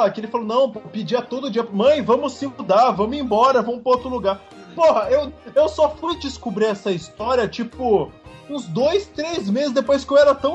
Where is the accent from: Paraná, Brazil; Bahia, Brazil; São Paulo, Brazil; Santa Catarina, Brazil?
São Paulo, Brazil; Cubatão; Eu, quando era criança, eu morava em Cubatão, né? Cidade ali do litoral de São Paulo.